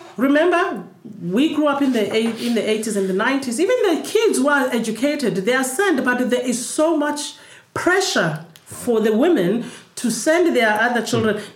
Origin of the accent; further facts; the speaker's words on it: Cape Town, Western Cape, South Africa; When we grew up in Crossroads